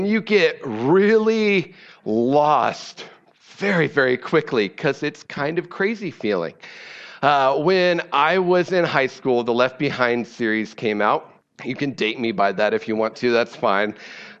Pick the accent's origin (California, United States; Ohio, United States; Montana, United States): Ohio, United States; moved away; I'm from Ohio, and so I'm a Cleveland Browns fan